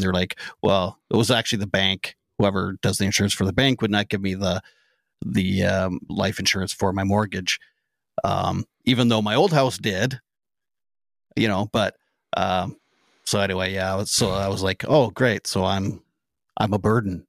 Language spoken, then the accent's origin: English; Canada; as a Canadian